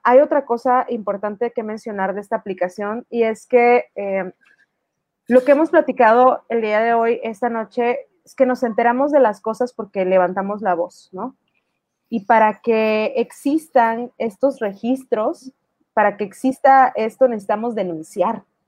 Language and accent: Spanish; Mexico; also born or lived in Tuxtla Gutiérrez, Chiapas; nuestra historia como mujeres mexicanas